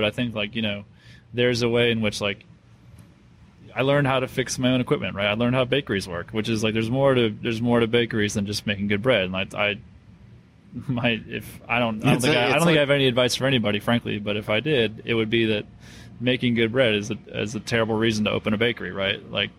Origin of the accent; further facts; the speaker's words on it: Northeast, United States; I'm from the Northeast, so Duke basketball.